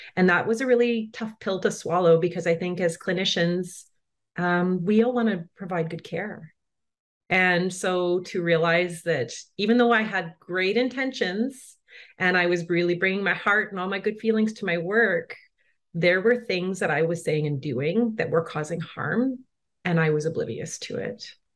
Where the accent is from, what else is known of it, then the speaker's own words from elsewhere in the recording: Brandon, Manitoba, Canada; moved away as an adult; also born or lived in Coast Salish territory (British Columbia); I grew up on Treaty Two territory, which is colonially known as Brandon, Manitoba, so kind of in the center of Canada